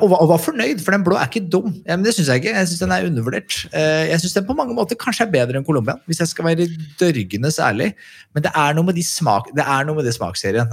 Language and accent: Norwegian; Skedsmokorset, Akershus, Norway; jeg vokste opp på Skedsmokorset